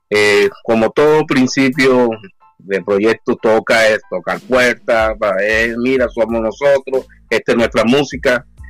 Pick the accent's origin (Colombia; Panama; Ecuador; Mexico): Colombia; moved away as an adult; now in New York, United States; cuando vivíamos en Colombia